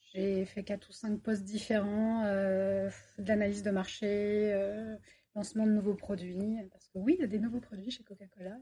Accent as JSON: {"language": "French", "area": "Paris region", "region": "Île-de-France", "country": "France", "also_born_or_lived": "Bordeaux", "moved": "as an adult", "lives_now": "Toulouse, France", "said": "moi, je suis toulousaine euh, d'adoption. Ça fait trois ans que je suis sur Toulouse et je viens de région parisienne"}